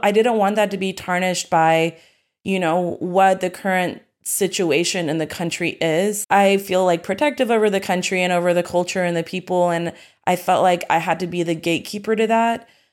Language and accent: English; Springdale, Arkansas, United States; also born or lived in Fayetteville, Arkansas; now in Austin, United States; I was born in Fayetteville, Arkansas, which is in the northwest region of the state. It's in the Ozarks. It's really beautiful. I was born there. I was raised in Springdale